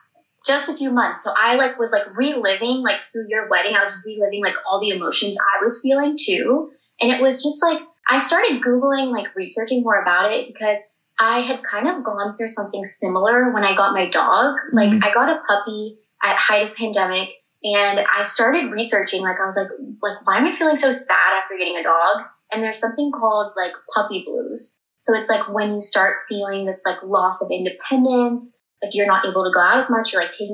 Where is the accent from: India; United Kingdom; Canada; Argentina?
India; because like I'm an Indian woman, like he's a man.